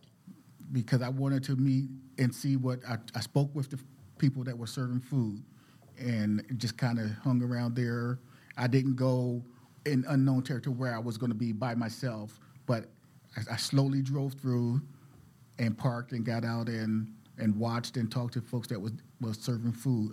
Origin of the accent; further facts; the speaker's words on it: Philadelphia, Pennsylvania, United States; moved away as an adult; now in Portland, United States; I'm from West Philadelphia